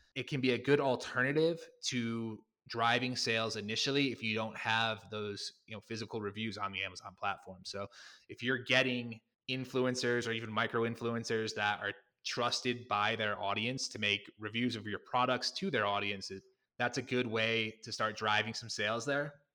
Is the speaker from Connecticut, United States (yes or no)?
yes; Connecticut, United States; I'm originally from Connecticut